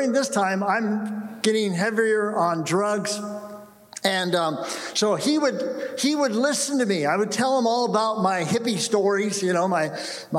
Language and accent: English; San Jose, California, United States; also born or lived in Orange County, California; I was here in the Bay Area. I grew up in the Bay Area.